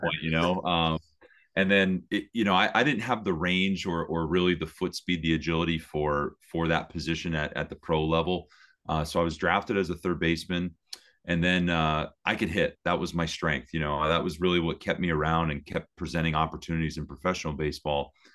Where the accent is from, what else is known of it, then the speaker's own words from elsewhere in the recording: Hazleton, Pennsylvania, United States; also born or lived in Berwick, Pennsylvania; I was born in Berwick, but, uh, but, but lived in the Hazleton area my whole life.